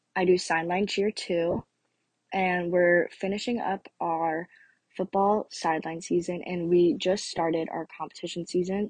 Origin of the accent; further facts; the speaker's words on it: Orlando, Florida, United States; also born or lived in North Carolina; I was born in North Carolina, and I moved down here before I turned two. So, I have lived in Florida basically my whole life